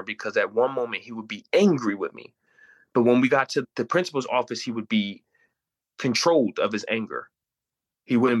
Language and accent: English; Pennsylvania, United States; I grew up in Pennsylvania.